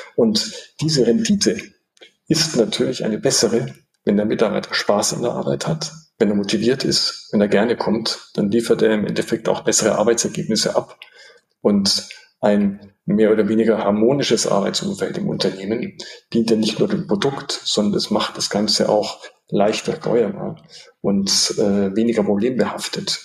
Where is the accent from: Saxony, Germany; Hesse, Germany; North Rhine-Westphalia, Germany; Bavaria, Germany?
Bavaria, Germany; Munich; ich bin äh, in München aufgewachsen, geboren und aufgewachsen